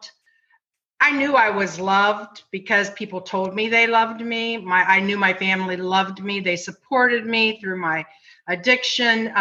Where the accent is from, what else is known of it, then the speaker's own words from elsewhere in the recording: Ohio, United States; moved away; We are all from Ohio